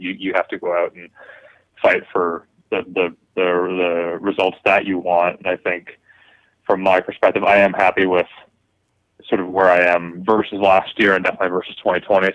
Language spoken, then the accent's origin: English; Toronto, Ontario, Canada; I am coming to you from my hometown of Toronto